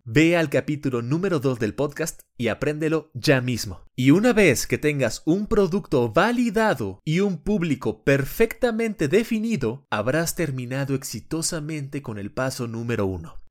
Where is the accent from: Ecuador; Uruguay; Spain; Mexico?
Mexico; moved away as an adult; also born or lived in Panama City; yo soy totalmente mexicano